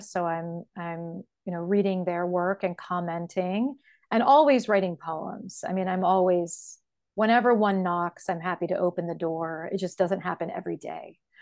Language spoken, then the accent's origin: English; Columbus, Ohio, United States; I was born and raised in Columbus, Ohio, where I still live.